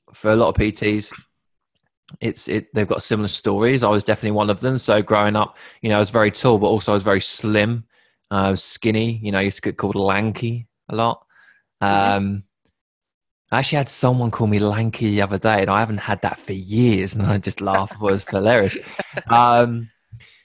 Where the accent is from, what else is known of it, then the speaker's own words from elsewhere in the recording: Sudbury, East of England, United Kingdom; also born or lived in Bury St Edmunds / Hertfordshire; I grew up in a place called Sudbury, which is a small town in Suffolk